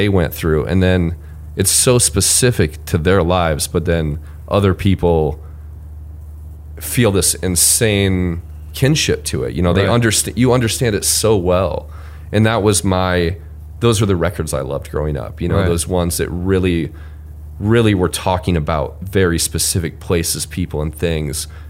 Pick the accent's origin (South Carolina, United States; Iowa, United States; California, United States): Iowa, United States; Marshalltown; moved away as an adult; also born or lived in Cedar Falls, Iowa; Marshalltown, the name of my hometown